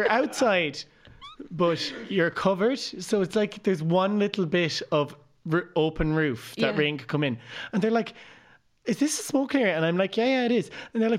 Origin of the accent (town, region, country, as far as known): Portlaoise, Leinster, Ireland